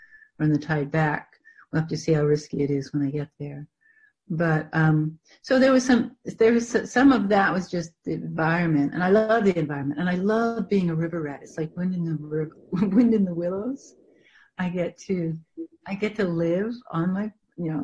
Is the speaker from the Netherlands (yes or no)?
no; Canada; I grew up in Canada, and everybody had acreage, and it was all bush